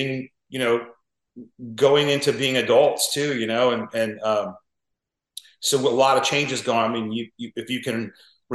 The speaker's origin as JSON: {"language": "English", "area": "Orange County", "region": "California", "country": "United States", "tie": "born or raised there", "said": "when we were kids growing up in Orange County"}